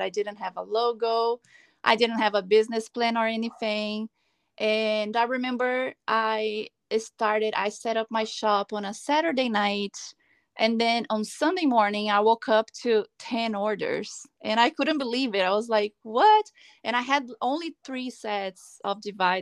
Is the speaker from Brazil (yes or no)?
yes; Brazil; moved away as an adult; also born or lived in Los Angeles, California, United States; now in Palm Desert, United States; I'm originally from Brazil, but I've been living in California for the past 8 years. I live now in Palm Desert